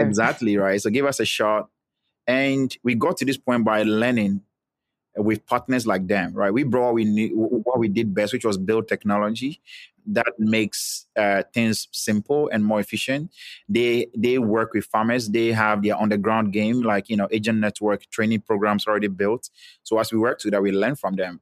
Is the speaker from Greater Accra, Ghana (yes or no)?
no; Volta, Ghana; I'm from Ghana. I was born and I grew up and schooled in Ghana. I'm specifically from the Volta region